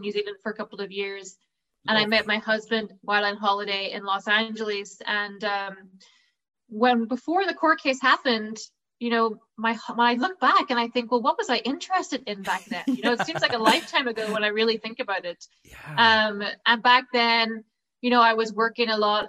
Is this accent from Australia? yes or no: no; County Derry, Northern Ireland, United Kingdom; I come from County Derry originally